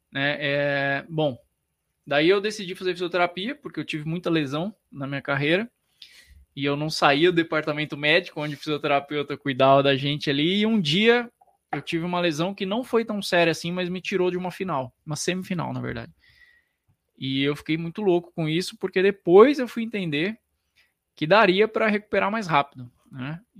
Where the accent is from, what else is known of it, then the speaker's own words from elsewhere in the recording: Penápolis, São Paulo, Brazil; born there; also born or lived in Paraná / Piracicaba; Na época eu estava em Piracicaba, eu nasci em Penápolis, estudei no Paraná e fui para Piracicaba depois.